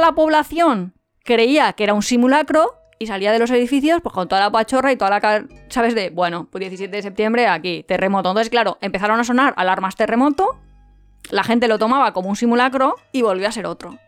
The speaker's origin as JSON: {"language": "Spanish", "town": "Alicante", "region": "Valencian Community", "country": "Spain", "said": "somos de Alicante"}